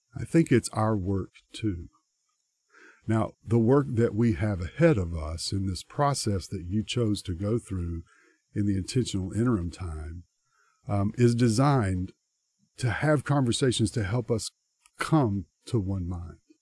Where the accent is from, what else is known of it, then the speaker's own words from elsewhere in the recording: United States; us as American Christians because we live in a culture